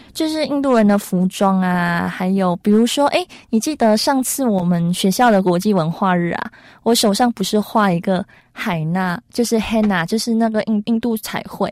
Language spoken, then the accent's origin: Chinese; Malaysia; now in Taiwan; 我们在马来西亚没有咖喱，就是直接 不能过日子